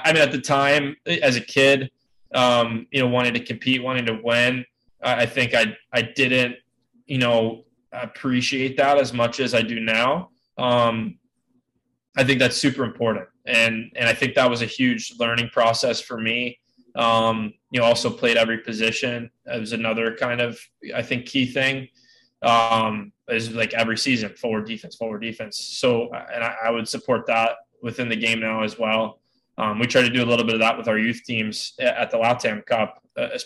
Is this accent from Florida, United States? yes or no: yes; Tampa, Florida, United States; I was born and raised in Tampa, Florida.